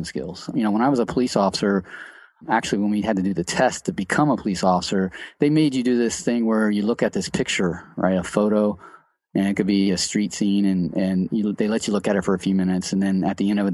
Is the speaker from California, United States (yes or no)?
no; Cincinnati, Ohio, United States; I'm from Cincinnati.